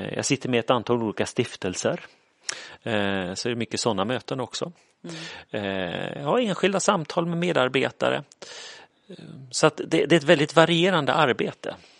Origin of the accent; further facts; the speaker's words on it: Kalmar, Kalmar County, Sweden; also born or lived in Falköping / Uppsala; now in Linköping, Sweden; Frågan är var jag kommer ifrån brukar jag säga Kalmar, för det är där jag är uppvuxen.